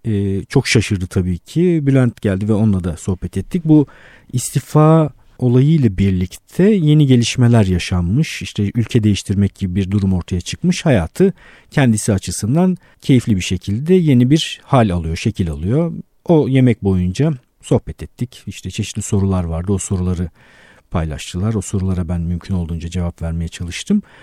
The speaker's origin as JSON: {"language": "Turkish", "region": "Istanbul", "country": "Turkey", "tie": "born or raised there", "said": "bin dokuz yüz yetmiş bir İstanbul doğumluyum"}